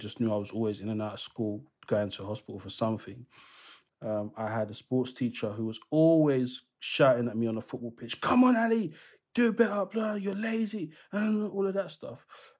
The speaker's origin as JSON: {"language": "English", "country": "DR Congo", "said": "I'm originally from the Democratic Republic of Congo. They are colonized by the Belgians."}